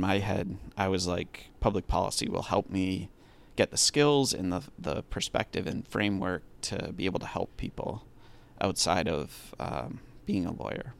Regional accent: Massachusetts, United States; I'm from Massachusetts

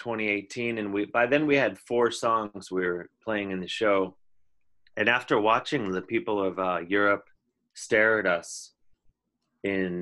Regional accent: Indiana, United States; I'm from Indiana

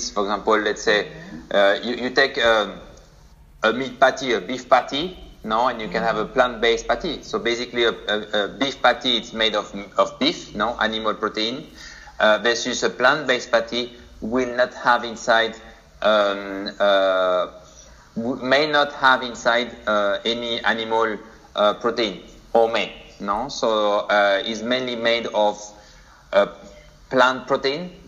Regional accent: France; moved away as an adult; now in Singapore; So I'm from France, but been living for already like 3 years in Asia, specifically in Singapore now.

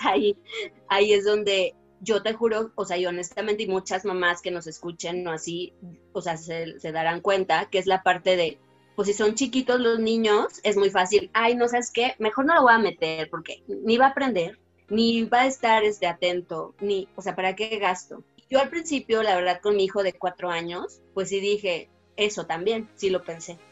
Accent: Guadalajara, Jalisco, Mexico; moved away; yo soy de Guadalajara

